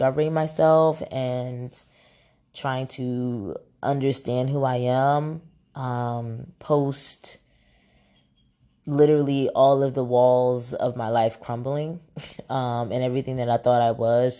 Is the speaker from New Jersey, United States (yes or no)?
yes; Camden, New Jersey, United States; also born or lived in Philadelphia, Pennsylvania; now in Atlanta, United States; I'm located in Atlanta, Georgia right now, but I come from Jersey, is where I was born and raised in Camden.